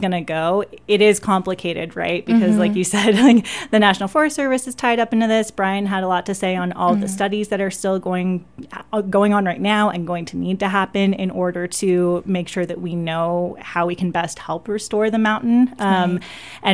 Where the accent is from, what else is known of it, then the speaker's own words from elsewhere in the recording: the Northwest, Pacific Northwest, United States; moved away; I'm originally from the Northwest